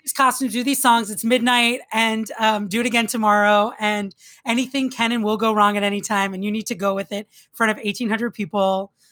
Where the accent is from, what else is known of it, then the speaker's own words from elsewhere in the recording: Long Island, New York, United States; I'm from Long Island.